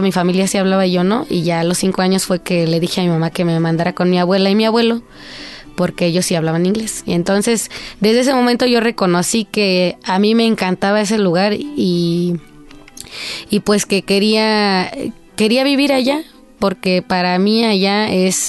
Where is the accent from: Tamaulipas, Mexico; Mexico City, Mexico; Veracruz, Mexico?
Mexico City, Mexico; also born or lived in Tohuaco Primero, Huautla, Hidalgo; yo nací aquí en la Ciudad de México mi mamá es la primer generación migrante de la Huasteca